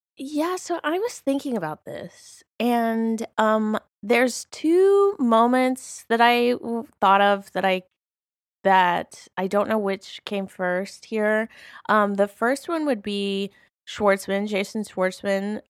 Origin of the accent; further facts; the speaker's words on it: Alabama, United States; I grew up in Alabama, uh, which is a very conservative place